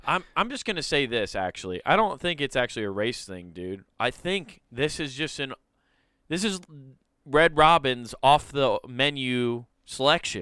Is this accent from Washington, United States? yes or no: no; Iowa, United States; We're all from Iowa